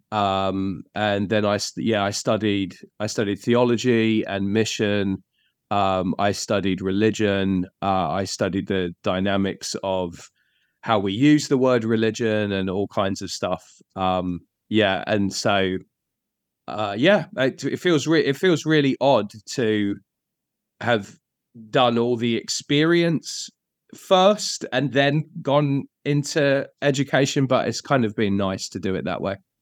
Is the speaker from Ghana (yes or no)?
no; Bedfordshire, East of England, United Kingdom; moved away as an adult; now in London, United Kingdom; I'm originally from um, a place called Bedfordshire. Uh, I moved to London about 19 years ago